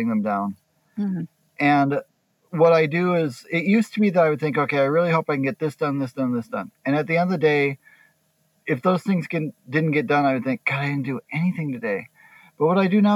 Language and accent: English; Minnesota, United States; also born or lived in Kansas / France; I was born in Kansas, but we moved to Minnesota when I was 5 or 6 years